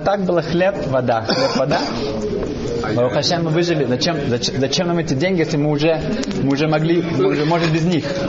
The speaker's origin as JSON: {"language": "Russian", "country": "Germany", "tie": "born or raised there", "second_language": "Russian", "moved": "yes", "said": "я вырос в Германии"}